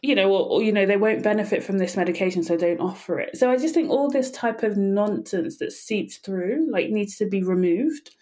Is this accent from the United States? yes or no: no; England, United Kingdom; I'm from England